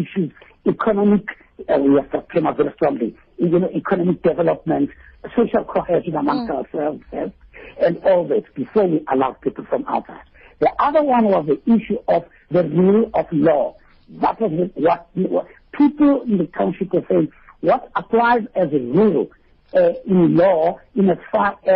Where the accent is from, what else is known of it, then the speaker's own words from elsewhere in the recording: Soweto, Gauteng, South Africa; I'm from Orlando East, and I know what is happening in my country